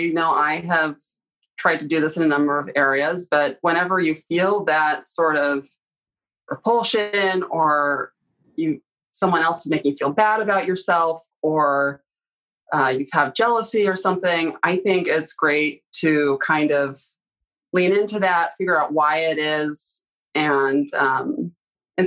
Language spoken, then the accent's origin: English; Canada; moved away; growing up in Canada